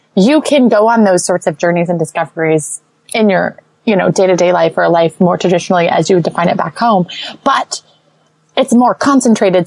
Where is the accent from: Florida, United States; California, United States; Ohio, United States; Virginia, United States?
Florida, United States; St. Petersburg; moved away as an adult; also born or lived in Los Angeles; I'm from St. Petersburg, which is, you know, a beach. We're most known for our beaches in Florida